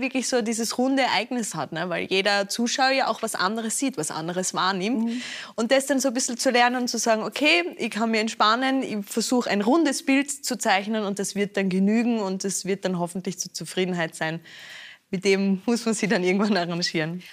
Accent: Austria; bei uns in Österreich

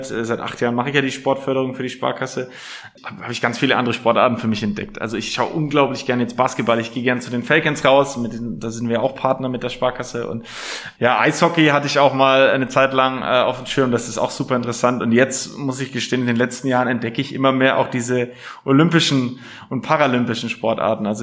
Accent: Nuremberg, Bavaria, Germany; Als Nürnberger hast du da keine Wahl. Ich bin in der Südstadt geboren.

